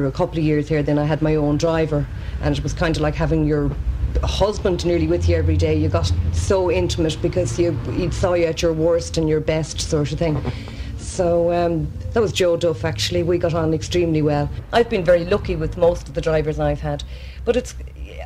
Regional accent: Roscommon, Connacht, Ireland; moved away as an adult; now in Dublin, Ireland; my school days in Roscommon

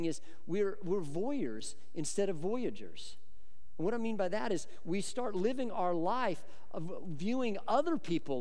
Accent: Boulder, Colorado, United States; I grew up in Colorado

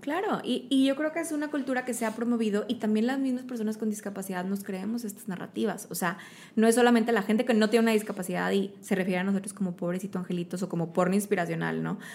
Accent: Mexico; soy mexicano, tengo pelo café

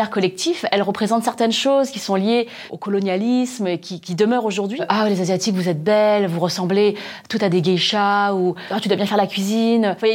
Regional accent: France; born there; Moi je suis née en France, du coup je suis française et chinoise et euh, cambodgienne donc j'ai toutes ces identités

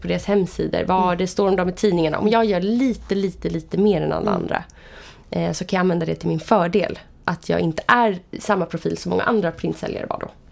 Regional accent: Vallentuna, Stockholm County, Sweden; Jag kommer från uppväxt i Vallentuna

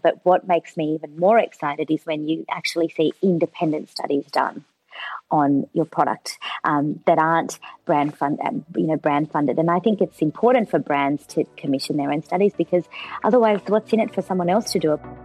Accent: Australia; also born or lived in São Paulo, Brazil; I moved to Australia in 1994, and I was six years old. It was September 1994, just after my sixth birthday. So. I'm I kind of feel like I'm Brazilian by heart, but I don't have. Uh, I, I, didn't go to school there. I came here. I started kindergarten in Australia

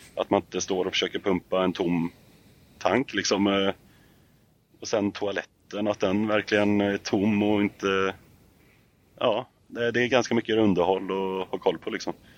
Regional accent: Sweden; Jag är uppvuxen i Fagerfjäll och eh, Rönnen

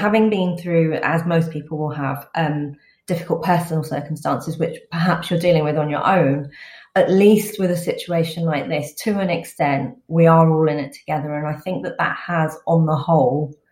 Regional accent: England, United Kingdom; I was born in England

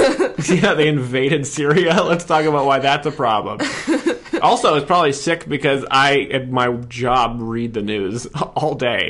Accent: Canada; I'm Canadian.

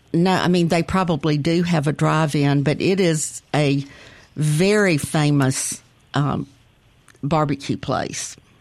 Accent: Jackson, Mississippi, United States; now in Edwards, United States; I grew up in Northeast Jackson near the Hickory Pit

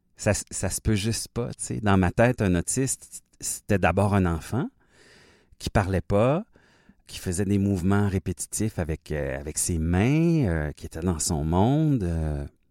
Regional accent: Fort-Coulonge, Quebec, Canada; je suis né au Québec, mais vraiment dans le sud-ouest du Québec, à la frontière de l'Ontario, dans mon petit village qui s'appelle Fort-Coulonge

